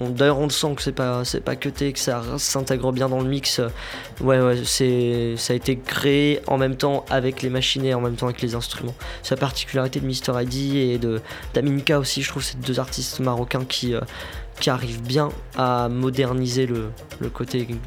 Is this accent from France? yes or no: no; Kabylie, Algeria; Je suis kabyle, du coup, même la langue arabe, du coup, je, commence seulement à vraiment l'apprendre.